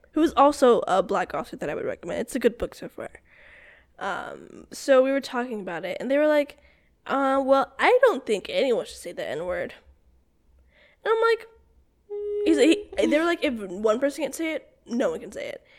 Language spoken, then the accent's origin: English; South Carolina, United States; I'm from South Carolina, like my family's from South Carolina